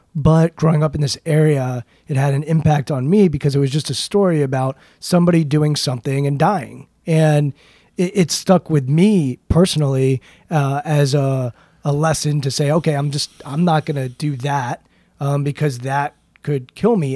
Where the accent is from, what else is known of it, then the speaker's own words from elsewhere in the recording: Maryland, United States; I'm from Maryland